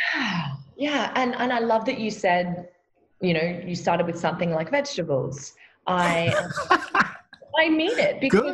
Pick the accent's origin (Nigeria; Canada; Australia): Australia; I am an Aussie from down under